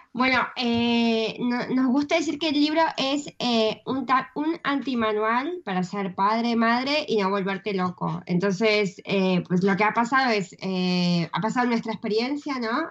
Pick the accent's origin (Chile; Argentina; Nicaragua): Argentina; also born or lived in Madrid; now in Spain